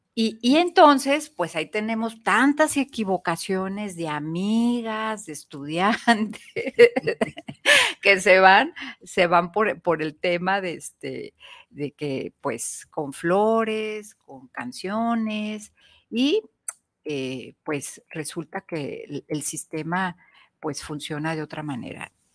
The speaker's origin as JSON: {"language": "Spanish", "country": "Mexico", "said": "como mexicanas"}